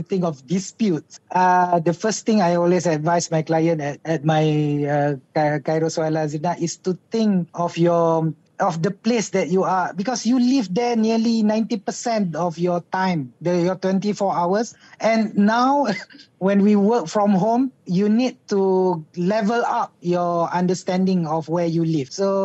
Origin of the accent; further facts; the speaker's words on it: Malaysia; we as Malaysian